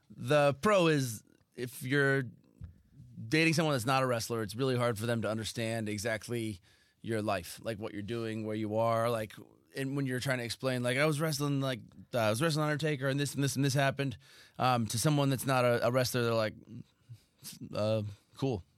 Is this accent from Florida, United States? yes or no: no; Southern California, United States; I grew up in Southern California